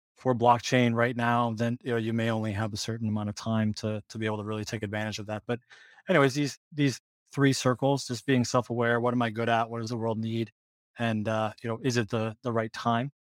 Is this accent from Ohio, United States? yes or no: yes; Ohio, United States; moved away as an adult; also born or lived in Michigan / Portland, Oregon / San Francisco; I grew up in Ohio originally